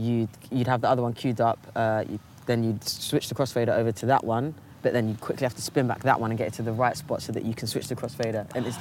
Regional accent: London, United Kingdom; they know I'm from South Harrow, so it's not, hardly the city.

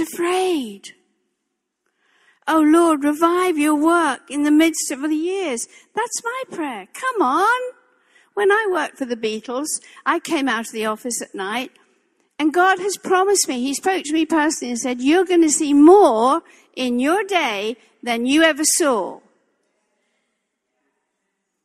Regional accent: England, United Kingdom; moved away; this English girl

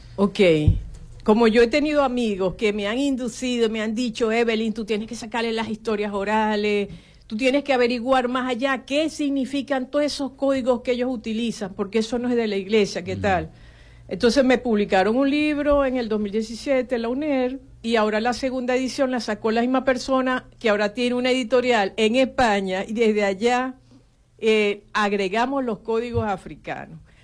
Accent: Venezuela; also born or lived in Houston; yo tuve que salir de Venezuela

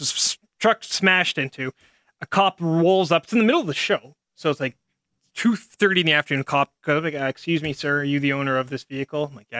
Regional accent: St. Albert, Alberta, Canada; I'm a minority from St. Albert

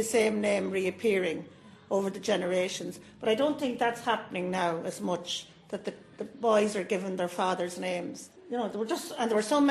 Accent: Killeshandra, County Cavan, Ireland; I come from Killeshandra

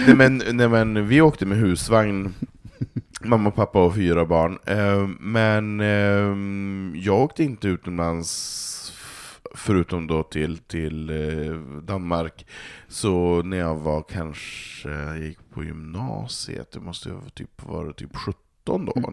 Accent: Norrland, Sweden; now in Stockholm, Sweden; jag är uppvuxen där

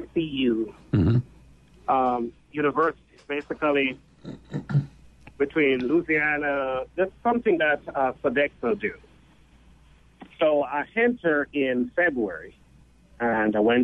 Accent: Jamaica; moved away

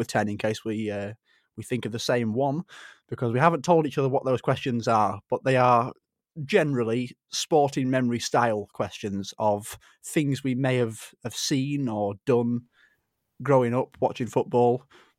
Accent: Yorkshire and the Humber, United Kingdom; Cricket, I'm a Yorkshire boy.

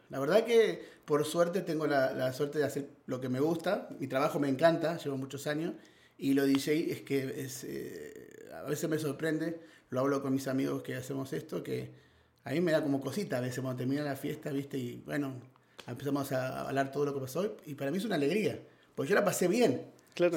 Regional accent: Buenos Aires, Argentina; moved away as an adult; now in Spain; nací en Argentina, en Buenos Aires. Eh, llegué a España con 18 años

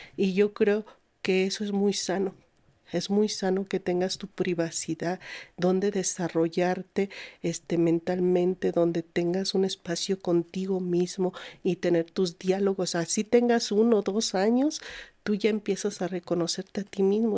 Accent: Guanajuato, Mexico; also born or lived in Naucalpan de Juárez, State of Mexico; nos fuimos a Guanajuato. Allá, allá como quien dice, crecí. Allá hice mis estudios

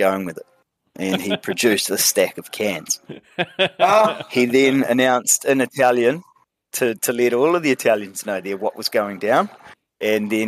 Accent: New Zealand; I was the only actual Kiwi

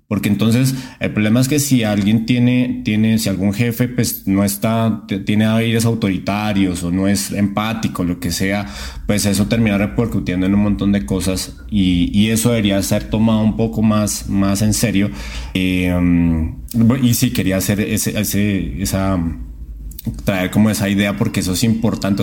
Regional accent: Colombia; moved away as an adult; now in Mexico; soy colombiano, entonces pues me vine a vivir a México

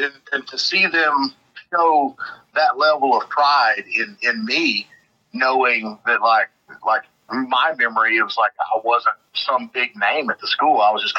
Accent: Joaquin, Texas, United States; now in Elk City, United States; my high school in Joaquin, Texas

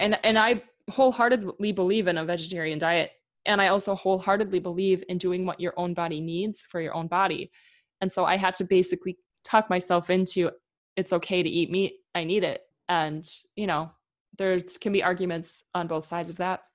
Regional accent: Midwest, United States; moved away as an adult; also born or lived in Minnesota; now in Oregon, United States; growing up in the Midwest

